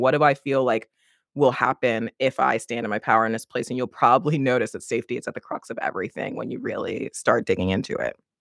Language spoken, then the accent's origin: English; United States; accent: American; you can hear my accent, I'm American